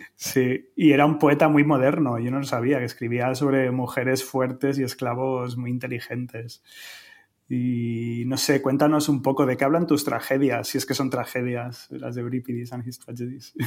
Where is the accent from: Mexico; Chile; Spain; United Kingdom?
Spain; Madrid, Community of Madrid; soy de Madrid